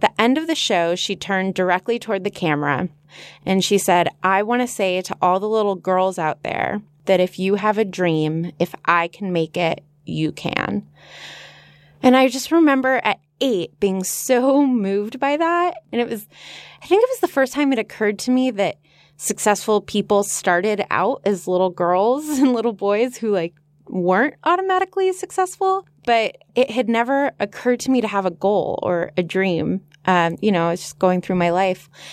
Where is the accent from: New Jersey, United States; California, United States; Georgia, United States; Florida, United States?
California, United States; Los Angeles; born or raised there